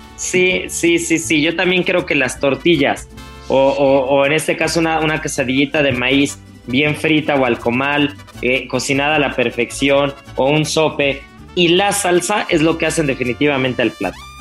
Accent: Mexico; como buenos mexicanos

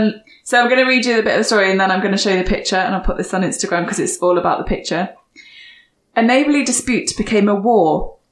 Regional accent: Burton upon Trent, West Midlands, United Kingdom; Burton on Trent, my hometown

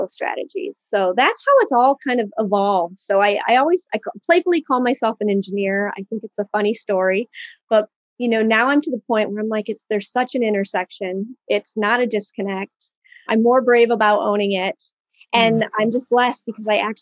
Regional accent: Michigan, United States; So I grew up in Michigan, and my father, he's an astronomer. He taught at the university here, Central Michigan.

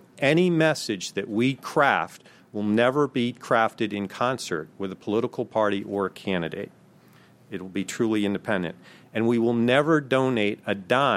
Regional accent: Maryland, United States; Maryland, my home state

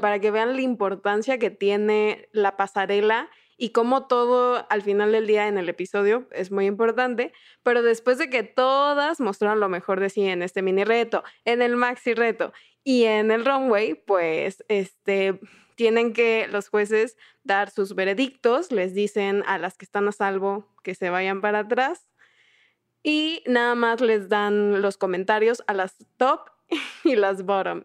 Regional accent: southern Mexico, Mexico; Yo soy del sur de México

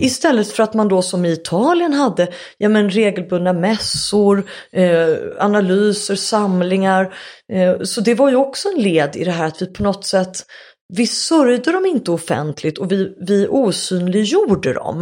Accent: Sweden; jag var svensk

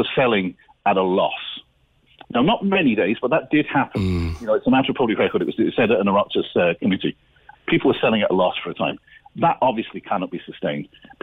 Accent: North Cork, Munster, Ireland; Despite my funny accent, I'm from North Cork

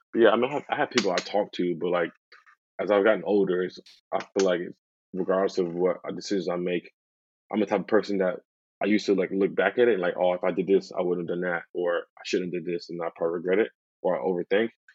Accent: Oklahoma, United States; moved away as an adult; also born or lived in San Diego; now in Ealing, United Kingdom; being from Oklahoma, I didn't expect to be living in San Diego

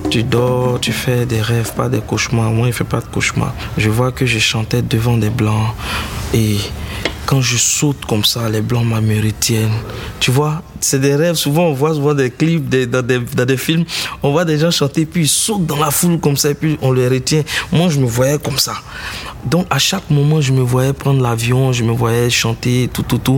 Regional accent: Tabou, Bas-Sassandra, Côte d’Ivoire; parce que moi je viens du sud-ouest de la Côte d'Ivoire, plus précisément de Tabou. Voilà, San Pedro Tabou et je suis Koumen.

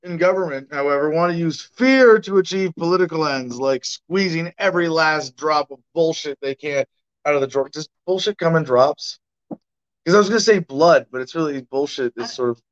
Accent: United States; I'm that American

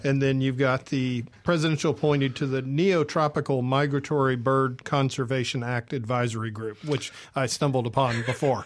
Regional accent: Atlanta, Georgia, United States; moved away; I grew up in Atlanta

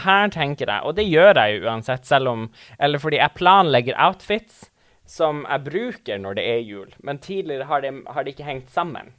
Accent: Tana, Finnmark, Norway; moved away; jeg eh, bodde hjemme i Tana

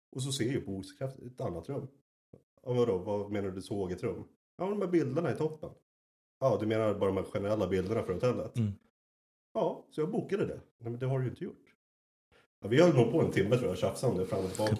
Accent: Sweden; moved away as an adult; also born or lived in Södertälje; now in Berlin, Germany; jag var målare hemma i Sverige

